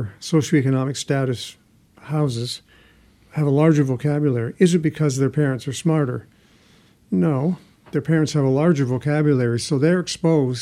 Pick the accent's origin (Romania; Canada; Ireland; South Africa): Canada; I'm from Canada